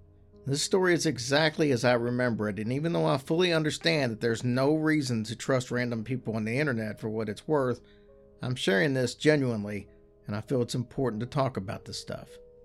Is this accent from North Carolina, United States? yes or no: no; Boston, Massachusetts, United States; I'm from the Boston area, so about 2 hours away.